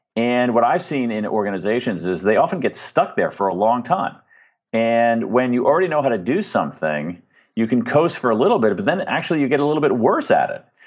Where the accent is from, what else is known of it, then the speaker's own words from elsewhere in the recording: United States; I'm an American